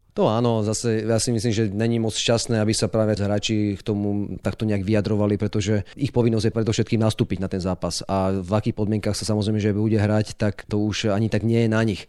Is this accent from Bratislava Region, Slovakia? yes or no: yes; Bratislava, Bratislava Region, Slovakia; Ja pochádzam z Bratislavy